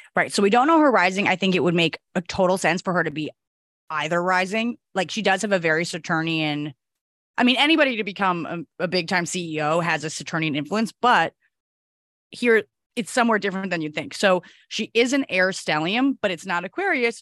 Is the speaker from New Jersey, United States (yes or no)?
yes; New Jersey, United States; also born or lived in Upper West Side, New York City; now in New York City, United States; I'm from New Jersey, from the Tri-State area